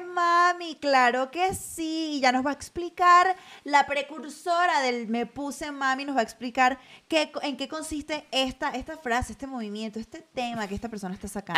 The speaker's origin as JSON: {"language": "Spanish", "country": "Venezuela", "also_born_or_lived": "Caracas / Madrid", "moved": "as an adult", "lives_now": "Mexico", "said": "venir de Venezuela no es fácil"}